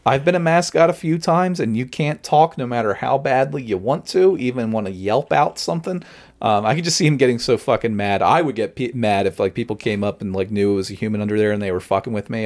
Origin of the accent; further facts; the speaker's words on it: Long Branch, New Jersey, United States; growing up in Long Branch